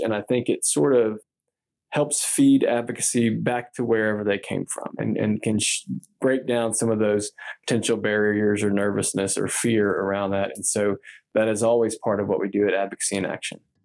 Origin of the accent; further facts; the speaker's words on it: Texas, United States; I'm from Texas